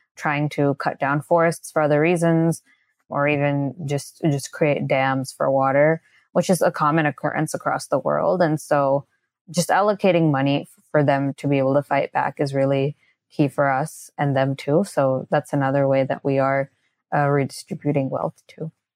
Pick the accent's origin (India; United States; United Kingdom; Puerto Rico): India; I am from India